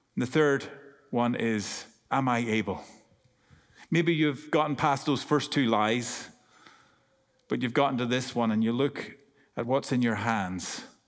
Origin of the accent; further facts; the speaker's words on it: Ireland; accent: Irish; I'm Irish